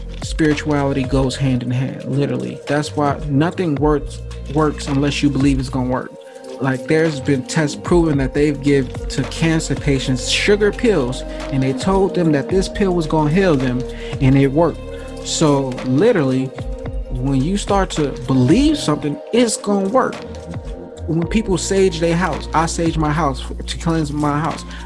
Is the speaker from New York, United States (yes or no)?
no; Gary, Indiana, United States; also born or lived in Atlanta, Georgia; I come from Gary, Indiana. There is no rich people around